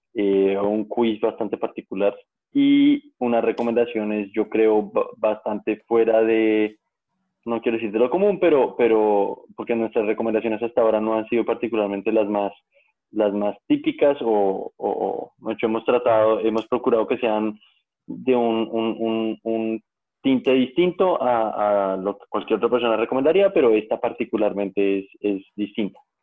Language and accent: Spanish; Colombia; como colombianos